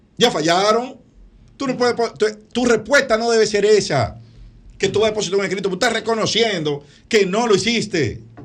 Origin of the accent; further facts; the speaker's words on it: Dominican Republic; como dominicano y como abogado